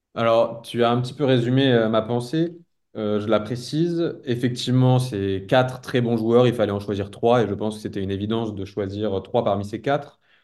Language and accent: French; France; en tant que Français